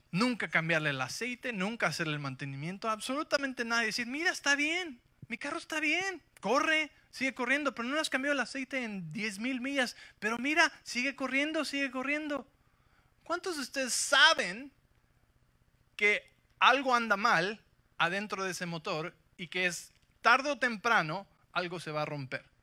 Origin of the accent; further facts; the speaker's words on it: Mexico City, Mexico; yo crecí en la Ciudad de México, ¿sí? Así que soy invencible